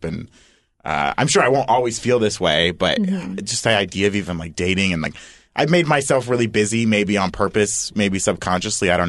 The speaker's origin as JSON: {"language": "English", "town": "Fort Myers", "region": "Florida", "country": "United States", "moved": "as an adult", "lives_now": "Los Angeles, United States", "said": "I'm also from Florida, a town called Fort Myers"}